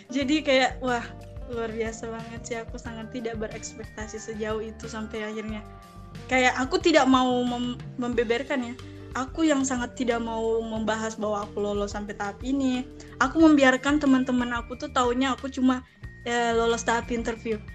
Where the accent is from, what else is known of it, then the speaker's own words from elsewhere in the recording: Makassar, South Sulawesi, Indonesia; ke kampung aku dari Makassar nih ya ke kampung itu 8 jam perjalanan